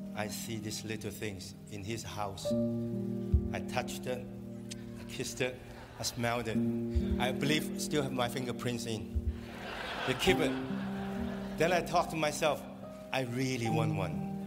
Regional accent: Hong Kong; Hong Kong, incredible city, my hometown, my hood

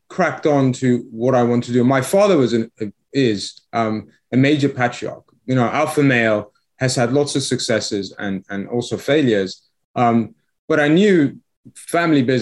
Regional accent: England, United Kingdom; accent: English; moved away as an adult; also born or lived in Iran; now in Florida, United States; we came to the UK

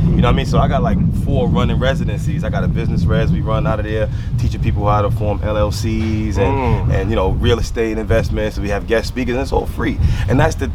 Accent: New York City, New York, United States; I'm originally Quincy Street. You know what I mean? I'm a Quincy between Marcus Garvey and True

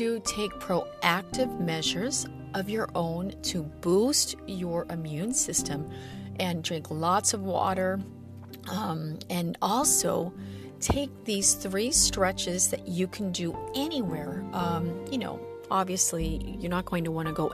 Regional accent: Midwest, United States; I'm from the Midwest

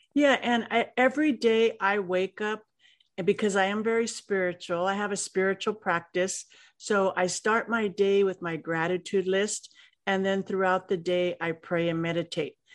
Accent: Los Angeles, California, United States; growing up in Los Angeles wasn't easy

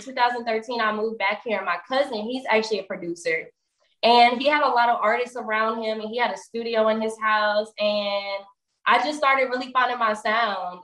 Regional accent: Atlanta, Georgia, United States; also born or lived in Indianapolis, Indiana; I'm from Indianapolis, but I was raised here. I've been here since I was three. Um, so I'm in Atlanta currently

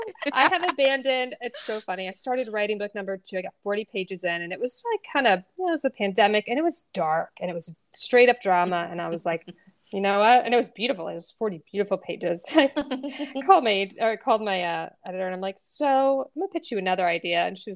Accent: Knoxville, Tennessee, United States; growing up in Knoxville, Tennessee, my friend Molly was like that person who knew, you know, we were at each other's homes every weekend.

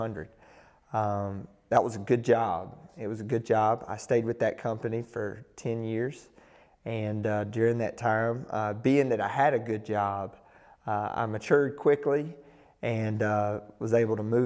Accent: Roxboro, North Carolina, United States; I am from Roxburgh, North Carolina, which is a small town in Person County, right outside of Raleigh-Durham

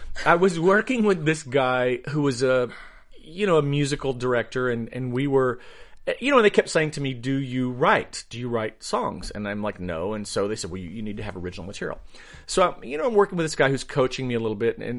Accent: Asheville, North Carolina, United States; moved away as an adult; now in Los Angeles, United States; I grew up in Asheville, North Carolina.

